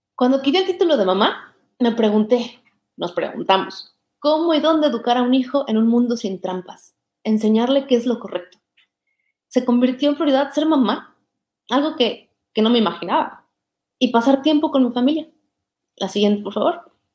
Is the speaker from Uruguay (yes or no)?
no; Mexico; moved away as an adult; also born or lived in Barcelona, Spain; now in Denmark; Yo me siento orgullosamente mexicana, siempre lo he estado